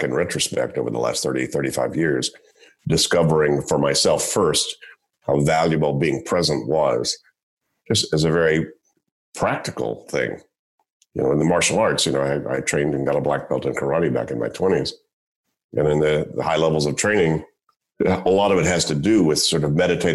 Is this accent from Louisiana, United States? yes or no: yes; Shreveport, Louisiana, United States; I grew up in Shreveport, Louisiana